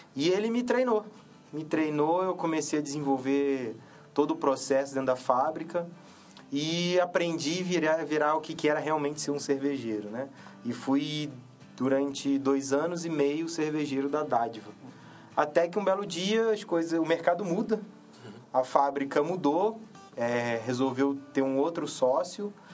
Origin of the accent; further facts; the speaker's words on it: Petrópolis, Rio de Janeiro, Brazil; eu sou de, original de Petrópolis, no Rio de Janeiro